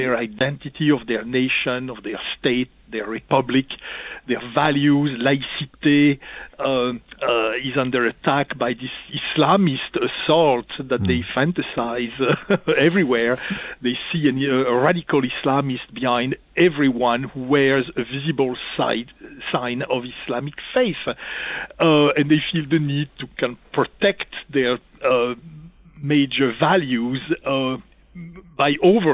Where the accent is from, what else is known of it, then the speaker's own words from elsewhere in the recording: Burgundy, Bourgogne-Franche-Comté, France; I'm not really French. I'm Burgundian. I'm from Burgundy.